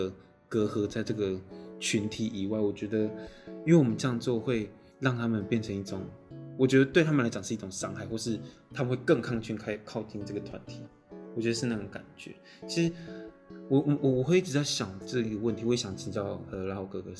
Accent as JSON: {"language": "Chinese", "country": "Taiwan", "said": "哎，原住民怎么会考上政大？我是从这个地方出生出来的，然后我也是这个族群的那个一份子，我是这个脉络里面的人，我怎么会考上政大？"}